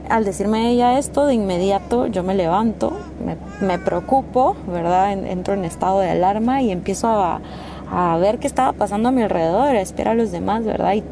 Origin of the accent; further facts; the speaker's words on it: Guatemala; Hola, ¿qué tal? … soy de Guatemala y me gusta viajar y conocer